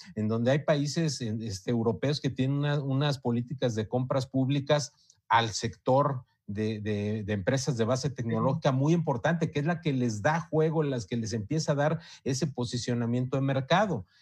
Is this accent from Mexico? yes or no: yes; Mexico; en, en México